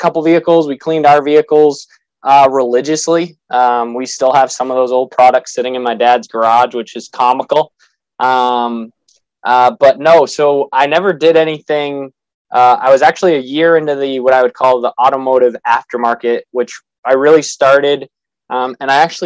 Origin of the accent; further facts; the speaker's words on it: Massachusetts, United States; So I'm from New England. I'm from Massachusetts